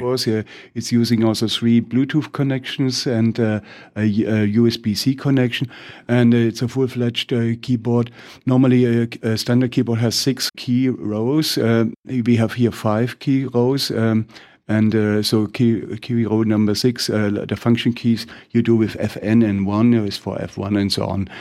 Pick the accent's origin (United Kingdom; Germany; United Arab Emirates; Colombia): Germany; English is a second language; with my funny accent, I'm from Germany